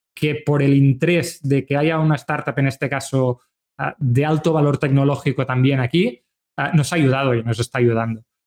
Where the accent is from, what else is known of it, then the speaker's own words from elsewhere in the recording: Manresa, Catalonia, Spain; nosotros somos de Manresa, que es una ciudad cercana a Barcelona